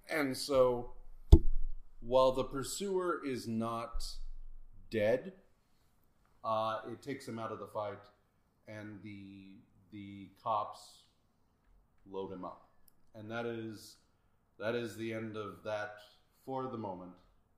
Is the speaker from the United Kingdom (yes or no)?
yes; United Kingdom; I've got cucumber sandwiches, guys. I'm British. I always have cucumber sandwiches.